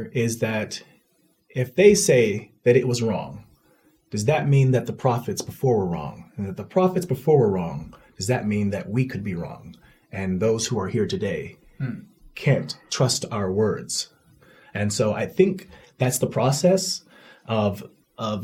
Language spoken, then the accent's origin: English; United States; I'm not leaving my country. Mm-hmm. I love my country